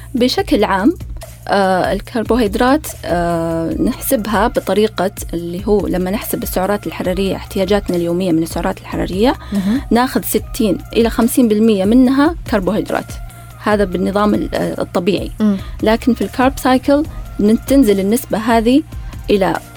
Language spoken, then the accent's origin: Arabic; Saudi Arabia; احنا سعوديين